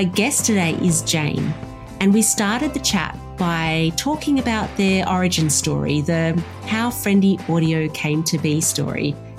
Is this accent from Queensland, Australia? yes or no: no; Warragul, Victoria, Australia; From here in my hometown of Warragul, Victoria